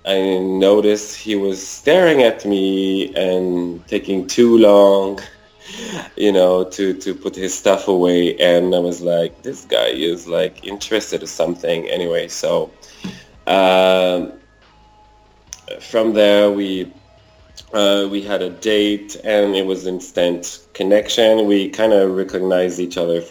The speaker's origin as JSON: {"language": "English", "town": "Quebec City", "region": "Quebec", "country": "Canada", "tie": "born or raised there", "also_born_or_lived": "Rimouski, Quebec", "lives_now": "Montreal, Canada", "said": "I was born in Rimouski, a small town in Quebec province in Canada. And I grew up in Quebec City, lived in Montreal for over 20 years now."}